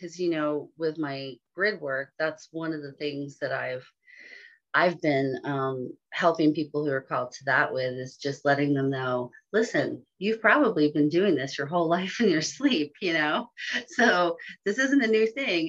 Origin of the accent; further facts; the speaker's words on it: San Francisco Bay Area, California, United States; I grew up in the San Francisco Bay Area.